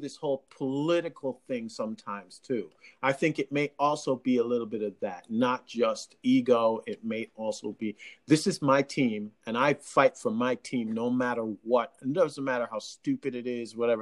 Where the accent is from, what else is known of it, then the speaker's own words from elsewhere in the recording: Jamaica; accent: Jamaican; as a Jamaican